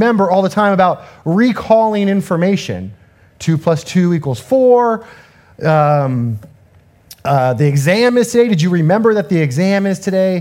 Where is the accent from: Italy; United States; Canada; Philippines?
United States; Southern California; I'm from Southern California